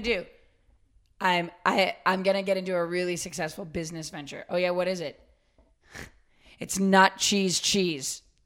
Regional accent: suburban Massachusetts, United States; When I was growing up in Suburban, Mass

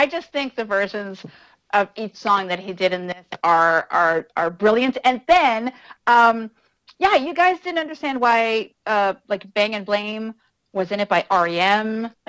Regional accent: Canada; I'm Canadian, and I don't need ….

